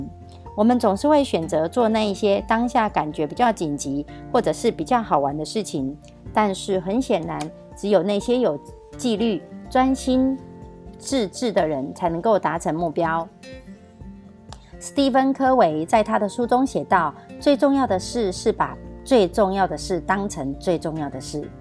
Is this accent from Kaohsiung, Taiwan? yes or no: no; Miaoli County, Taiwan; 今天要为大家导读的主题是